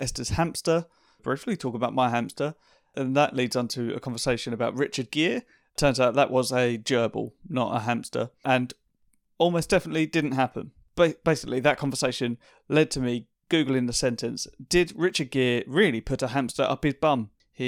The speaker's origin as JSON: {"language": "English", "region": "East of England", "country": "United Kingdom", "said": "It's the first time we've spoken, actually. We're both from Essex."}